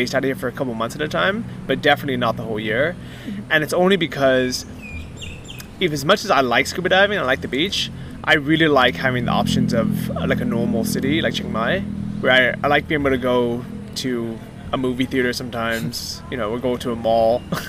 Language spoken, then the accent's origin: English; Fort Wayne, Indiana, United States; It's completely different than growing up in Fort Wayne, Indiana, or in the city.